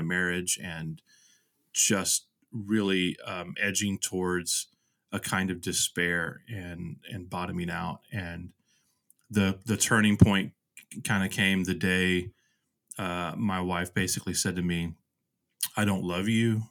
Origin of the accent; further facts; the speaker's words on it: Houston, Texas, United States; also born or lived in Nashville / Vermont; now in Kansas City, United States; the places I grew up in Houston